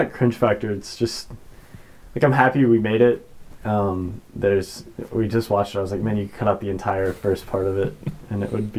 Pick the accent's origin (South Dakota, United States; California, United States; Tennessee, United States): Tennessee, United States; Nashville; moved away as an adult; now in Omaha, United States; I am from Nashville originally. Moved to Omaha about a year and a half ago